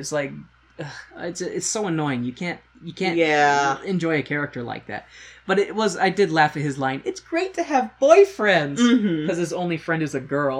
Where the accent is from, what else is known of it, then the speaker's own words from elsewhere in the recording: United States; I'm an American.